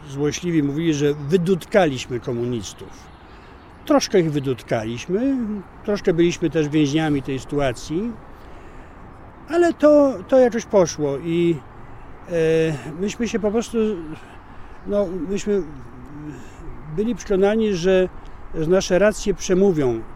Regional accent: Poland; jestem z Polski

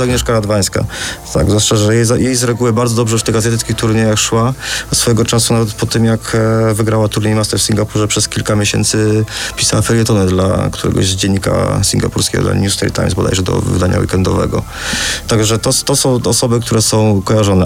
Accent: Poland; jesteśmy z Polski, a nie z Holandii

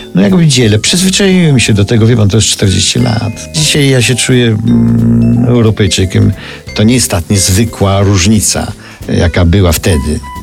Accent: Lviv, Lviv Oblast, Ukraine; now in Paris, France; Ja nie jestem warszawiakiem, jestem lwowiakiem.

